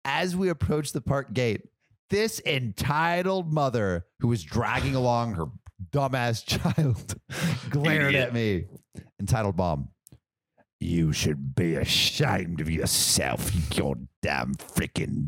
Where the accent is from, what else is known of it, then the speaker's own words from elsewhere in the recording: United States; I'm American